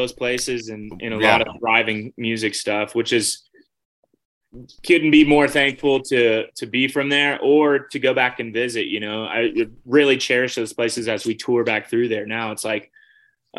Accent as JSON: {"language": "English", "town": "Memphis", "region": "Tennessee", "country": "United States", "tie": "born or raised there", "also_born_or_lived": "Nashville, Tennessee", "moved": "as an adult", "lives_now": "Eagle, United States", "said": "Born and raised in Memphis"}